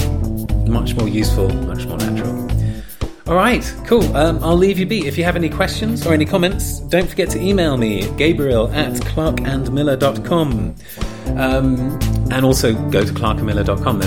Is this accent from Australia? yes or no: no; England, United Kingdom; accent: regional English; moved away as an adult; my posh accent sort of slipped and I went back into my more regional accent, how I usually talk to friends when I'm back in England